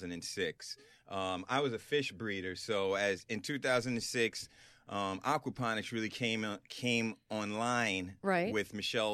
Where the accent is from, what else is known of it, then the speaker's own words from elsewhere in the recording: Oak Bluffs, Massachusetts, United States; also born or lived in Washington Heights, New York; we're from Oak Bluff, so that's where we learned to fish. And we've been up there since 78